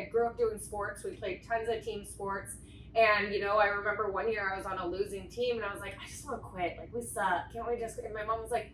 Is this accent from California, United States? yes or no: yes; San Diego, California, United States; born and raised in San Diego here